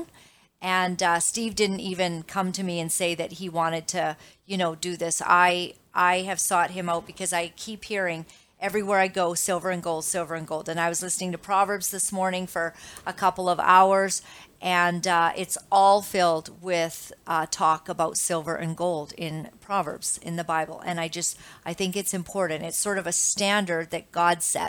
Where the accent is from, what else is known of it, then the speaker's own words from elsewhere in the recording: Canada; I am Canadian. I am a dual citizen of America as well, but my children are here